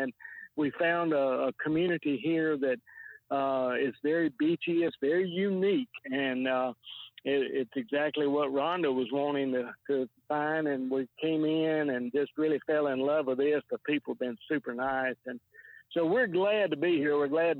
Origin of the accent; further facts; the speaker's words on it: Jacksonville, Alabama, United States; I grew up in Jacksonville.